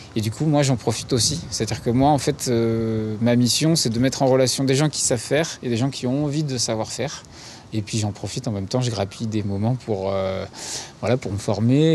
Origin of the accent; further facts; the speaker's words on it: Paris, Île-de-France, France; moved away as an adult; Je, je suis né à Paris, j'ai grandi à Paris